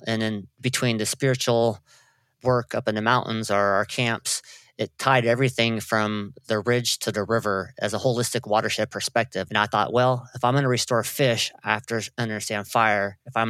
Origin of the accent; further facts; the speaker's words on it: Trinidad, California, United States; growing up in Trinidad. It's a small fishing town located north of Eureka and Arcata.